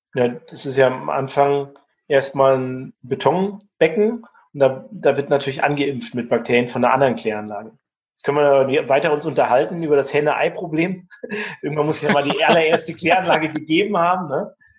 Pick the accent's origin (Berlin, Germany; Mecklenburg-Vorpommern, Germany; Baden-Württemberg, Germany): Mecklenburg-Vorpommern, Germany; Rostock; Ich komme zwar aus Mecklenburg-Vorpommern, komme aus Rostock, ne, aus dem Plattenbau.